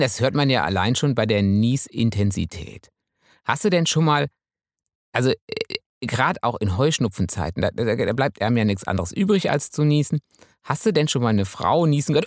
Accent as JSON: {"language": "German", "area": "Münsterland", "region": "North Rhine-Westphalia", "country": "Germany", "said": "Ich bin ja Münsterländer."}